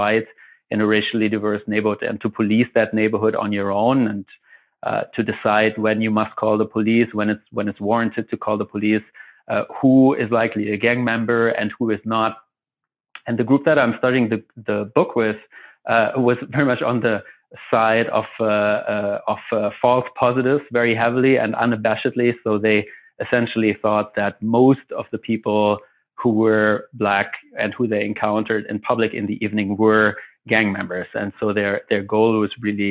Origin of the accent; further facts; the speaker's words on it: Germany; moved away as an adult; also born or lived in Chicago, United States; now in Montreal, Canada; I'm originally from Germany